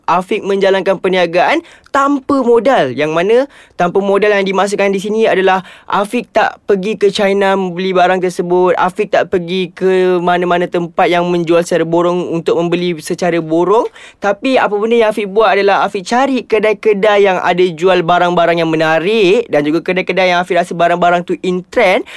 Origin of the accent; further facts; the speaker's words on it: Ampang, Selangor, Malaysia; saya berasal daripada Ampang